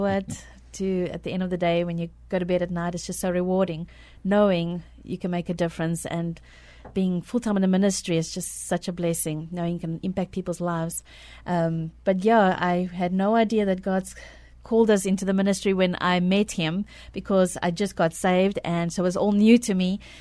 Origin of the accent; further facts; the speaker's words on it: South Africa; moved away as an adult; now in San Antonio, United States; I was born in South Africa